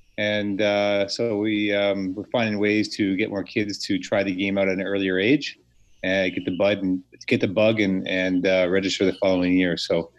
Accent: Delhi, Ontario, Canada; also born or lived in Port Dover, Ontario; Norfolk County is my hometown. I grew up in a little town, tobacco town called Delhi, and then I just moved south towards the water over the years.

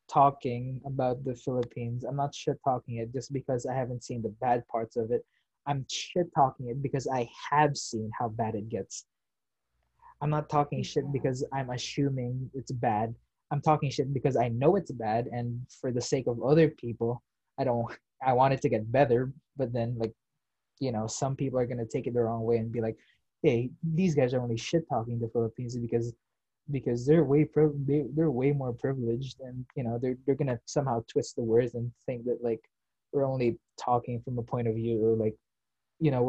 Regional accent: United States; I am, you know, I'm Filipino American given. Uh, it's just the fact that I didn't grow up here, so I'm not used to the toxicity.

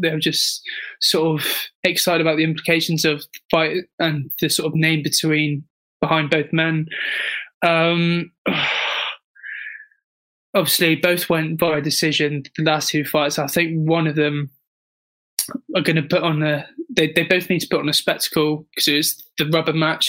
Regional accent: United Kingdom; as a Brit

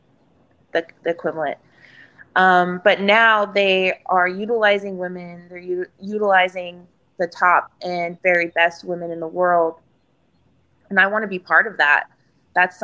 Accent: Houston, Texas, United States; It's in downtown Houston, which is in my hometown

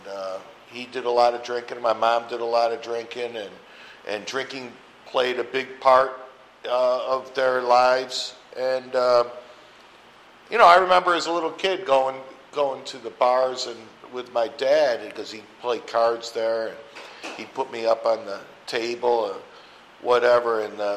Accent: Rochester, New York, United States; now in Phoenix, United States; I'm from Rochester, New York, and I just had the privilege of going back there for my 40th high school reunion a couple weekends ago.

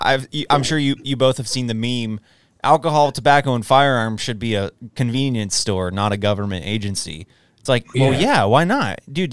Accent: Texas, United States; But I, as a Texan who has a concealed carry permit, I don't have to get background checked now when I purchase a firearm

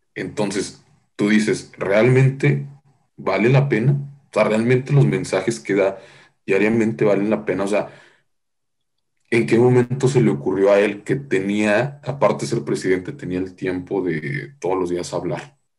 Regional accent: Nuevo León, Mexico; yo soy de Nuevo León

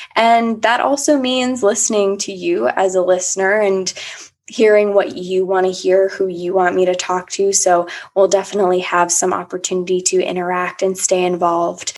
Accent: Annandale, Virginia, United States; moved away as an adult; also born or lived in Washington, D.C. / St. Petersburg, Florida; now in Richmond, United States; I'm from Annandale, Virginia, right now living in Richmond, Virginia

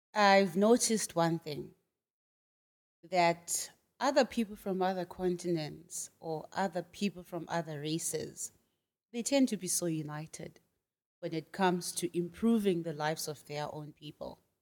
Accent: Bulawayo, Zimbabwe; moved away as an adult; also born or lived in Shanghai, China; now in Nanchang, China; I'm from Zimbabwe. I was born and bred in a city called Bulawayo, and it's in the southwest, yeah, southwestern part of Zimbabwe.

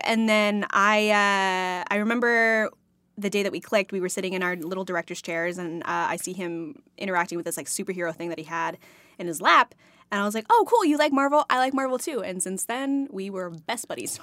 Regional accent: Texas, United States; moved away; I'm from Texas, so I grew up on Tex-Mex

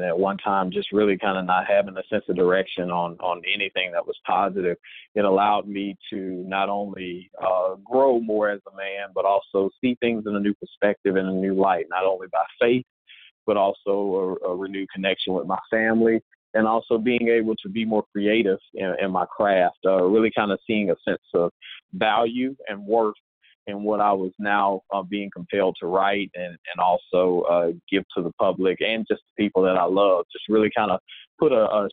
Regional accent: Mississippi, United States; moved away; I am originally from Mississippi, and I am a singer-songwriter

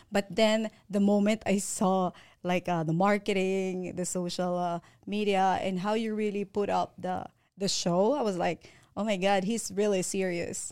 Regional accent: Manila, Metro Manila, Philippines; moved away as an adult; now in California, United States; I came from Manila, Philippines. I came here when I was eighteen.

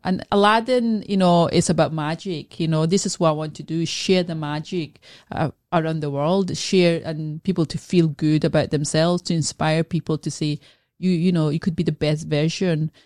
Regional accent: Scotland, United Kingdom; also born or lived in Glasgow; I was born in Scotland, so I, I live in Glasgow

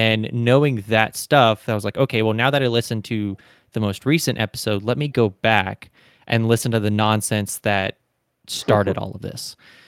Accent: Deep South, United States; I was kind of born in the Deep South states, and I was raised in the Deep South states.

